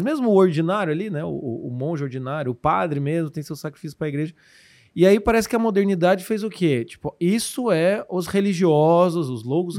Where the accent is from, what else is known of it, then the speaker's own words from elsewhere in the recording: Curitiba, Paraná, Brazil; sou curitibano, pode não parecer